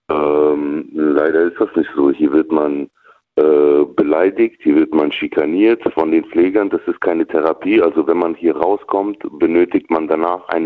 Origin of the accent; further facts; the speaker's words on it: Frankfurt, Hesse, Germany; komme aus Frankfurt am Main.